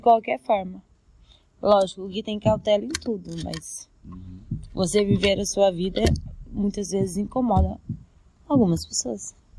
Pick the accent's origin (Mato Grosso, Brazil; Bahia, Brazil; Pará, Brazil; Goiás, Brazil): Mato Grosso, Brazil; Cuiabá; Eu sou cuiabano, mas minha família é de Goiânia, todas